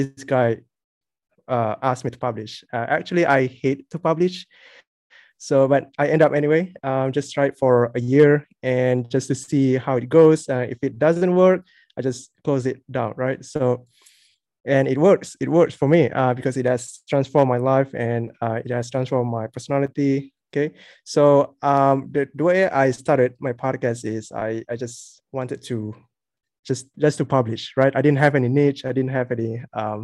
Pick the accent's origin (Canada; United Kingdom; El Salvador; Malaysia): Malaysia; I'm from Malaysia